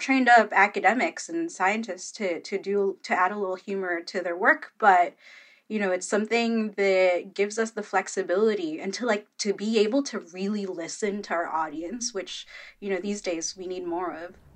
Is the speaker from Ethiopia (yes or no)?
no; Philippines; I'm Filipino